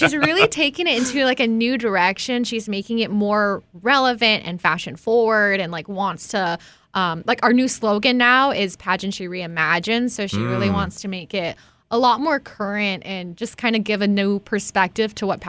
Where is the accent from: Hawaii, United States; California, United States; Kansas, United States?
Hawaii, United States; growing up in Hawaii, you're not really taught to boast.